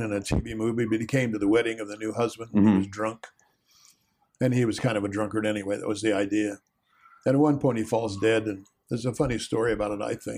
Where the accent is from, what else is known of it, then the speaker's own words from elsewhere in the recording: West Virginia, United States; my growing up in West Virginia in a bucolic kind of rural place